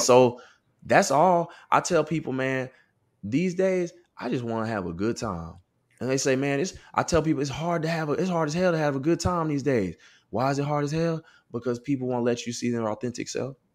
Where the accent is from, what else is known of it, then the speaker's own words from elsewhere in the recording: Austin, Texas, United States; moved away as an adult; also born or lived in Southern California; growing up in West Austin, Westlake High School suburban area